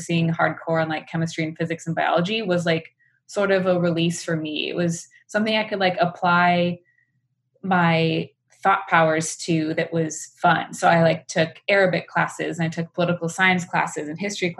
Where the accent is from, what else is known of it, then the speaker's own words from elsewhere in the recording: small town outside of Madison, Wisconsin, United States; moved away as an adult; now in San Francisco, United States; I grew up in suburban America in a small town outside of Madison, Wisconsin